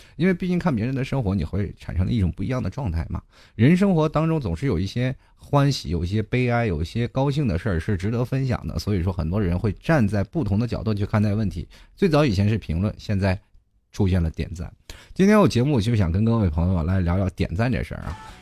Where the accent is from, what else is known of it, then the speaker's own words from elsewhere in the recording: Inner Mongolia, China; now in Hangzhou, China; 我们那里旅游的外地人很多